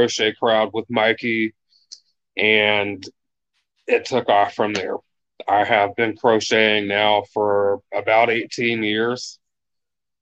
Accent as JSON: {"language": "English", "town": "Warren", "region": "Ohio", "country": "United States", "also_born_or_lived": "Columbus, Ohio", "said": "I am from Warren, Ohio. It's a small town, about an hour from Cleveland, 3 hours from Columbus"}